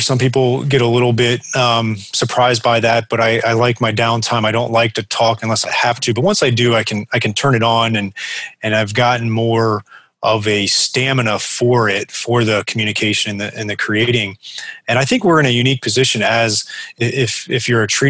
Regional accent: South Florida, United States; I'm originally from South Florida. I moved back down here after school

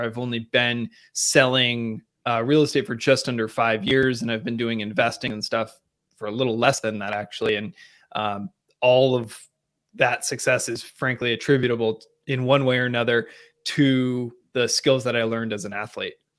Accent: Seattle, Washington, United States; moved away; I grew up in a, uh, different part of the country, Seattle, Washington specifically.

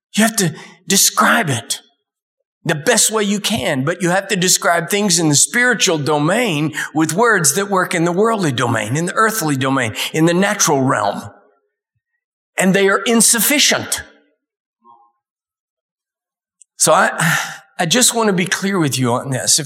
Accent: Dallas, Texas, United States; I was born in Dallas

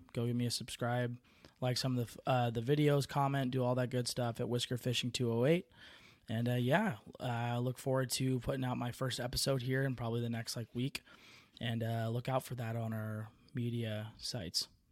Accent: Bay Area, California, United States; moved away; also born or lived in Tracy, California; I'm originally from the Bay Area

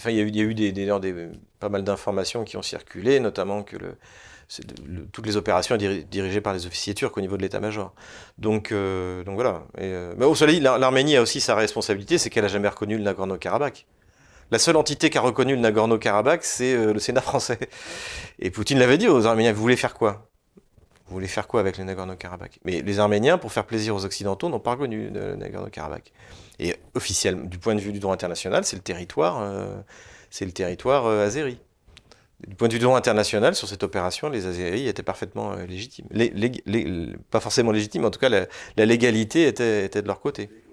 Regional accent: France; quand on est, quand on est français

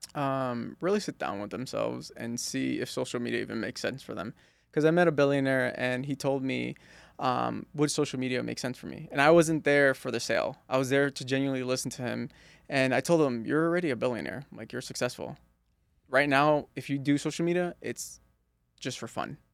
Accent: East Coast, United States; When I was growing up in the East Coast

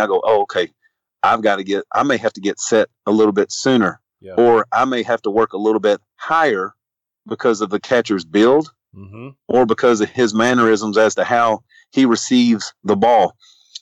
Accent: Louisville, Kentucky, United States; I'm from Louisville.

